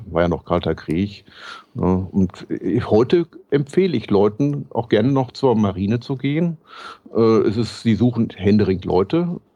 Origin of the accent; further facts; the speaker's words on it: North Rhine-Westphalia, Germany; Ich bin Westfale, was habe ich mit dem Rheinland zu tun?